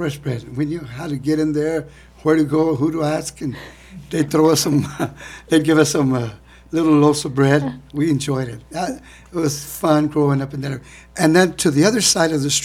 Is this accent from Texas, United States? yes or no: yes; Austin, Texas, United States; now in San Marcos, United States; I was born and raised in East Austin.